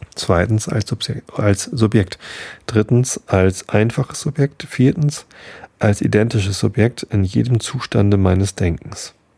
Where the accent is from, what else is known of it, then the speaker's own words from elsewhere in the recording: Hamburg, Germany; Bin doch Hamburger